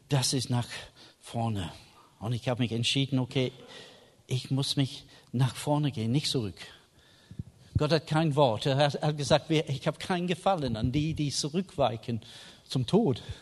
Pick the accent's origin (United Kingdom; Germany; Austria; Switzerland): United Kingdom; England; German is a second language; Ich war Engländer, ich habe einen Schirm mit.